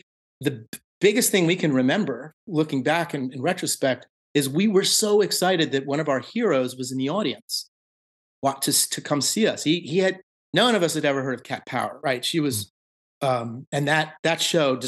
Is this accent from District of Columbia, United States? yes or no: yes; Washington, District of Columbia, United States; moved away as an adult; also born or lived in Chevy Chase, Maryland; now in New York, United States; my hometown DC